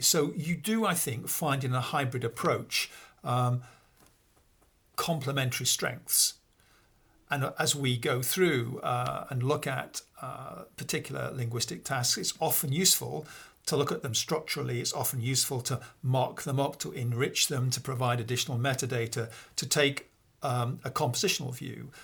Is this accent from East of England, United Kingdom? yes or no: no; Peak District, East Midlands, United Kingdom; now in Oxford, United Kingdom; I grew up in a, uh, small village, actually, in the north of England. Um, it's the place called the Pink District, uh, which is the beginning of the Pennines